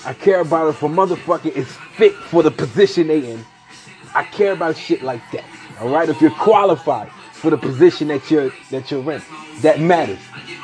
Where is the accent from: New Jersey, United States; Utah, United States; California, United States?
New Jersey, United States; Atlantic City; I come from Atlantic City, New Jersey